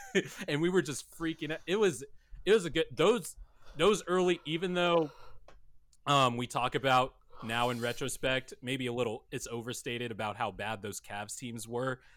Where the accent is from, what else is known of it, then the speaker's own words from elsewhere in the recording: Bakersfield, California, United States; Growing up in Bakersfield, California, that's about an hour and a half away from L A.